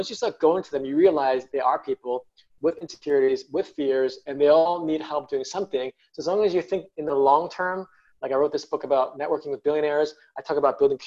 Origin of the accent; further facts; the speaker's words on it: New York City, New York, United States; I grew up in New York City, born and raised